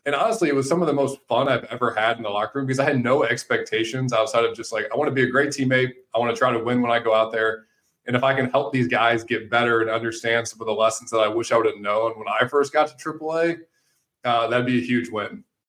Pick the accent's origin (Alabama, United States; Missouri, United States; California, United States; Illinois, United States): Missouri, United States; St. Louis; growing up in St. Louis, like all my brothers and I ever did was sports